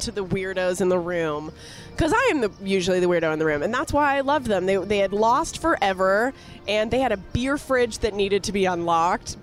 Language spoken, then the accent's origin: English; Canada; I grew up watching hockey in Canada